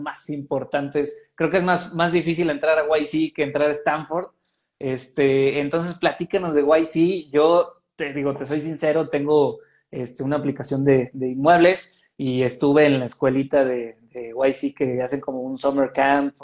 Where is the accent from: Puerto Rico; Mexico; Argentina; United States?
Mexico; nosotros como mexicanos